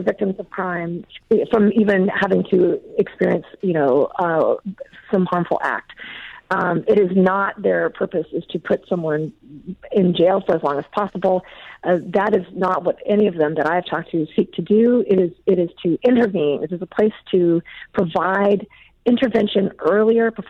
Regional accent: Dallas, Texas, United States; now in Seattle, United States; grew up in Dallas, Texas

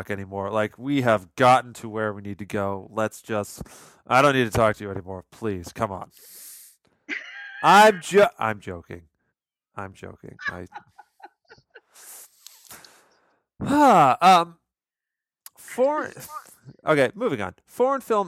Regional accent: United States; growing up in America in the 90s

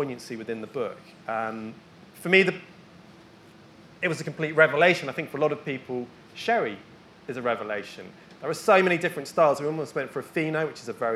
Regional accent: Bristol, South West England, United Kingdom; I grew up in Bristol

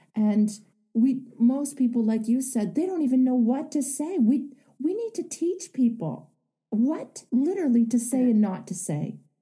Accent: Canada; I I'm Canadian

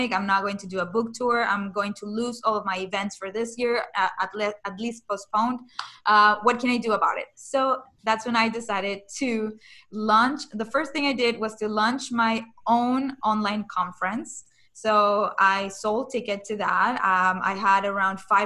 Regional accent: Caracas, Capital District, Venezuela; moved away; I'm originally from Venezuela.

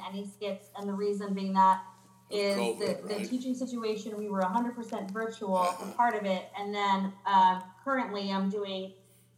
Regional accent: United States; I was born in the United States. Both of my parents were born in Mexico

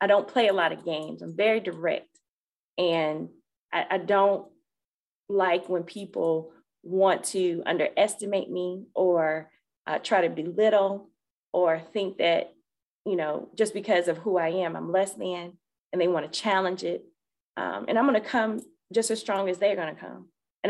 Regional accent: Florida, United States; I'm from Florida. So we usually wear sandals and nothing closed toed

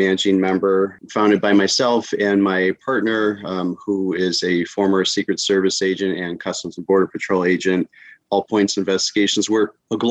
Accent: Chicago, Illinois, United States; moved away as an adult; now in Florida, United States; I was born and raised in Chicago. Here, I'm now in Florida.

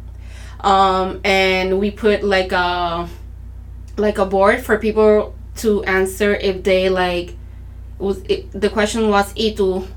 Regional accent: Arroyo, Puerto Rico; I grew up here in Puerto Rico, Arroyo, Puerto Rico, which is located in the southeast of the island

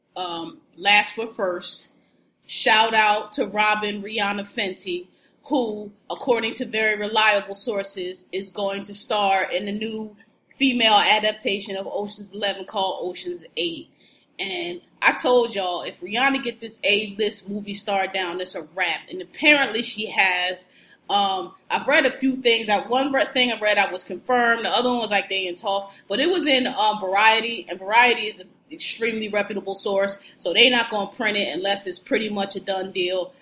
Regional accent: Philadelphia, Pennsylvania, United States; I'm from Philly, born and raised

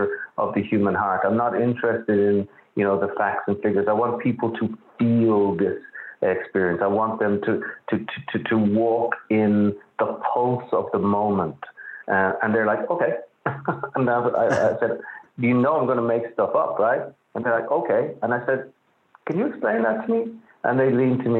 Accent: Dublin, Leinster, Ireland; now in New York, United States; I grew up in Dublin. I grew up in suburban Dublin

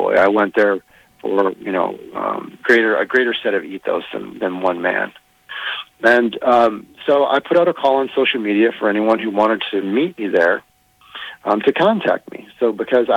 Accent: Minnesota, United States; I'm from Minnesota

